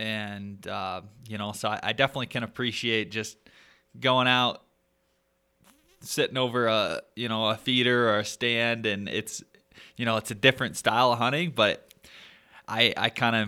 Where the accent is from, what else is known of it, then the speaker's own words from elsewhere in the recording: Michigan, United States; moved away; where I grew up in Michigan